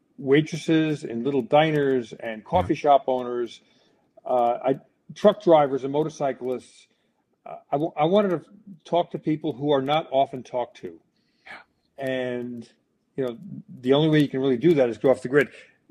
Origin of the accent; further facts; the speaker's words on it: United States; And I have to apologize because, you know, I'm an American.